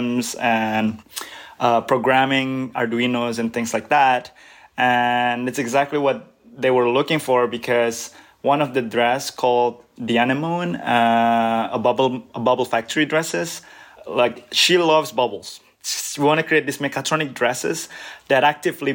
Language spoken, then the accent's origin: English; Birmingham, West Midlands, United Kingdom; moved away as an adult; also born or lived in Southampton; now in Cambridge, United States; I was actually born in the UK. I was born in Birmingham